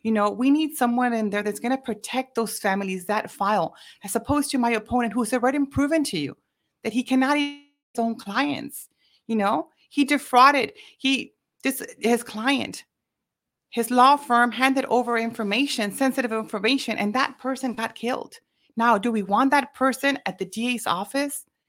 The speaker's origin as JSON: {"language": "English", "town": "Mission", "region": "Texas", "country": "United States", "tie": "born or raised there", "said": "born and raised in Mission, Texas"}